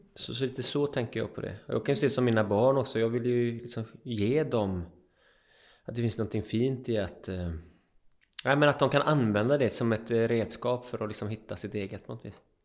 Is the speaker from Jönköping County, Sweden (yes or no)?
no; Öckerö, Västra Götaland, Sweden; also born or lived in Jämtland; bo på en ö, Öckerö, som jag är uppväxt på, och i Jämtland